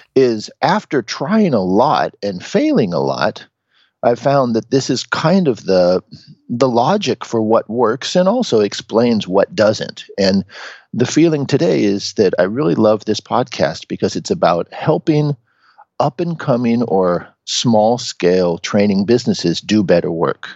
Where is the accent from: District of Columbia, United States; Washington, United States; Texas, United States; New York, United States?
Washington, United States; Seattle; moved away as an adult; now in Japan; I'm originally from Seattle in the United States. I was born and raised as just a, a regular guy there.